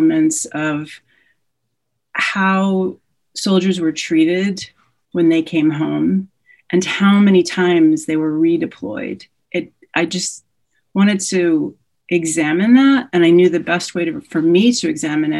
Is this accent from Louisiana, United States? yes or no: yes; New Orleans, Louisiana, United States; I grew up in New Orleans.